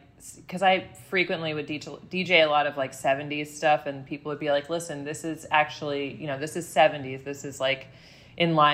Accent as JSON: {"language": "English", "region": "New Jersey", "country": "United States", "tie": "born or raised there", "said": "I grew up in Jersey"}